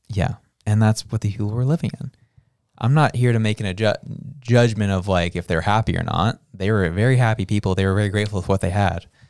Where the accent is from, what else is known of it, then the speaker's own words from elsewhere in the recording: Canada; As a Canadian